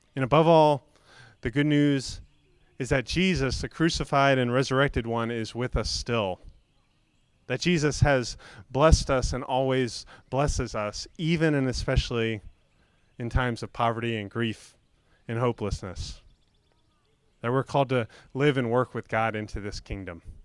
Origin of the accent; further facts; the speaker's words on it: Florida, United States; I grew up in Florida where, where mostly below sea level